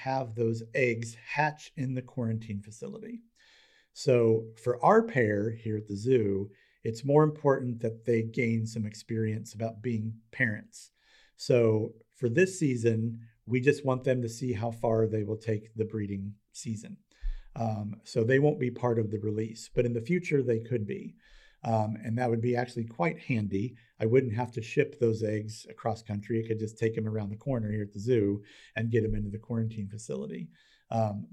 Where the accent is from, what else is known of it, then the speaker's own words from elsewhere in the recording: United States; as an American